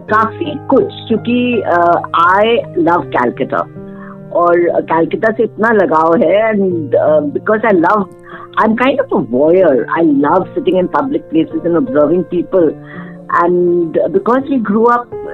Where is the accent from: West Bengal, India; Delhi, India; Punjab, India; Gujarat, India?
West Bengal, India; Kolkata; I am from Calcutta I was born and raised in Calcutta